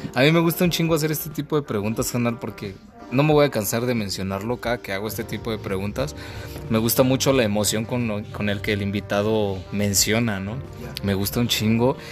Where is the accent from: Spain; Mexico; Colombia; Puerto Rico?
Mexico; nos representa a nosotros como mexicanos